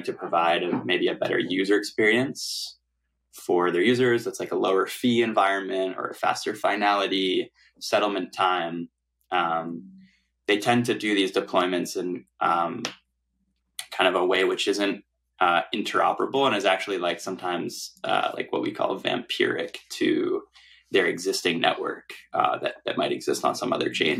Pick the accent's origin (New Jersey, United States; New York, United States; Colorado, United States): New York, United States; New York City; I grew up in New York City and went to high school here